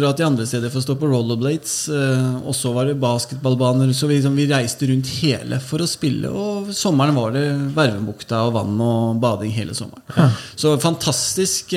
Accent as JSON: {"language": "Norwegian", "region": "Oslo", "country": "Norway", "tie": "born or raised there", "said": "jeg vokste jo opp på Holmlia. Født og, altså, jeg kom til Holmlia da jeg var noen måneder gammel."}